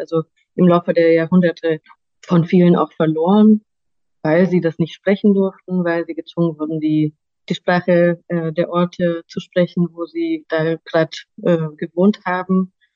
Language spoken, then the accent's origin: German; Romania; now in Germany; ich komme ursprünglich aus Rumänien